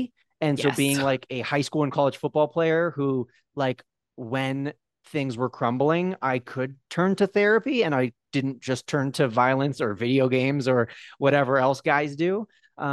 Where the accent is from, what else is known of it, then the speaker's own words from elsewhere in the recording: California, United States; now in Park City, United States; born and raised in California, but over the last 4 years, my now wife and I, we've moved around quite a bit. And right now we live in Park City, Utah.